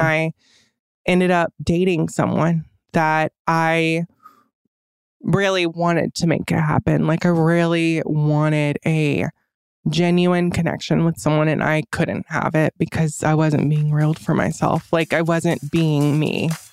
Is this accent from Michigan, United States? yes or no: no; Fairmount, Georgia, United States; I grew up in Fairmount, Georgia